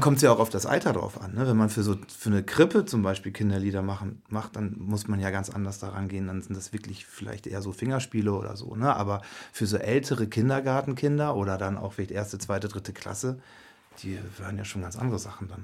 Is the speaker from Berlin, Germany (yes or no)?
no; Wittmund, Lower Saxony, Germany; moved away; also born or lived in Hanover; ich komme aus Wittmund, aus Friesland